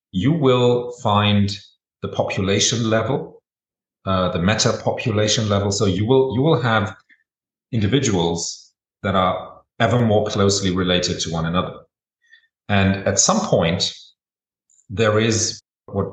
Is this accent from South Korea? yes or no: no; Germany; I was born and raised in Germany